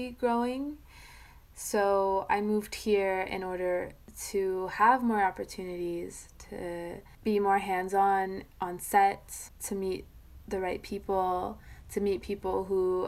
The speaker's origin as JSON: {"language": "English", "town": "Sedona", "region": "Arizona", "country": "United States", "tie": "born or raised there", "also_born_or_lived": "Phoenix, Arizona", "moved": "as an adult", "said": "I grew up in Sedona, Arizona, which is this small town north of Phoenix, and then so I was born there, I grew up there, and then moved to Phoenix"}